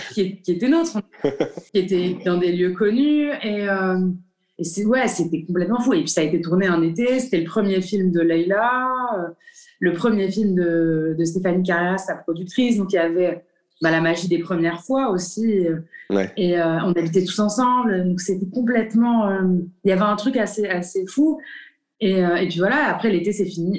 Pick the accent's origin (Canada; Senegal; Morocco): Morocco; moved away as an adult; also born or lived in France; en tant que Marocain